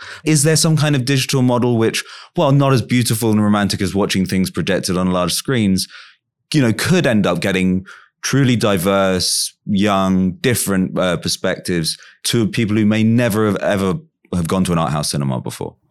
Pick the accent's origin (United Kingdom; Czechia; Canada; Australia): United Kingdom; London; When I was growing up in London, around kind of nine ninety-five, I was like twelve, thirteen or something